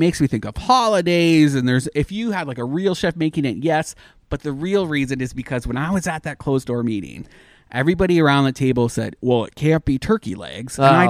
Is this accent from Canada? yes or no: yes; Canada; moved away; Well, I'm Canadian